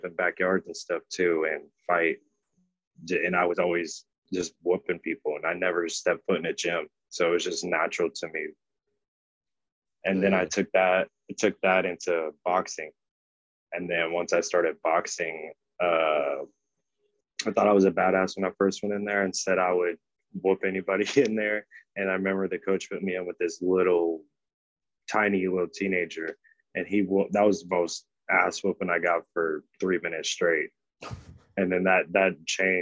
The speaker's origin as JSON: {"language": "English", "town": "Danville", "region": "Illinois", "country": "United States", "moved": "as an adult", "lives_now": "Florida, United States", "said": "I'm originally from Danville, Illinois"}